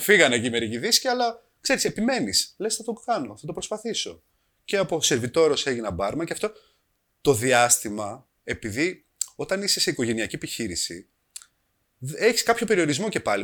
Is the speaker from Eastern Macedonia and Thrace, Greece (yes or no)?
yes; Kavala, Eastern Macedonia and Thrace, Greece; Είμαστε μια οικογένεια από την Καβάλα